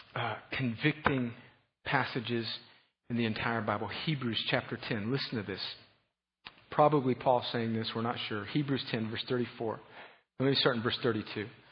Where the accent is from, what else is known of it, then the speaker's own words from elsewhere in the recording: Southern California, United States; I'm from Southern California